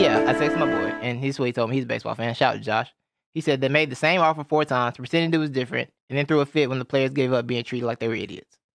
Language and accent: English; Georgia, United States; Growing up in the South, I'm from Georgia